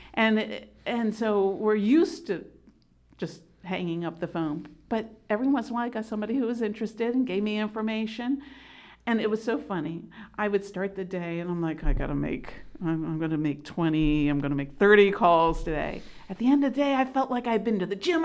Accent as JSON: {"language": "English", "region": "Delaware", "country": "United States", "also_born_or_lived": "Pennsylvania", "said": "I am from Delaware"}